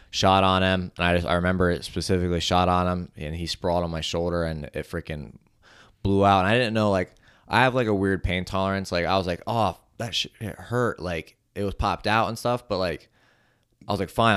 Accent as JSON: {"language": "English", "region": "Ohio", "country": "United States", "tie": "born or raised there", "said": "it was in my hometown. It was in Cleveland, and not my hometown. It was in Ohio"}